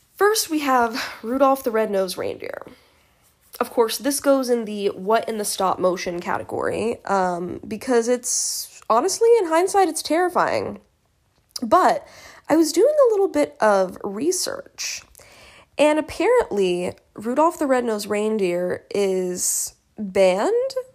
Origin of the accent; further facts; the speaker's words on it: United States; I'm an American